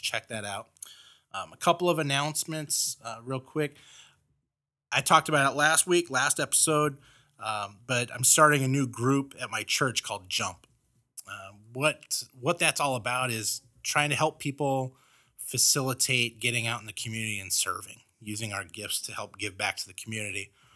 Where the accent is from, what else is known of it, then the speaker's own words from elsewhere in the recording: Los Angeles, California, United States; moved away; I grew up in Los Angeles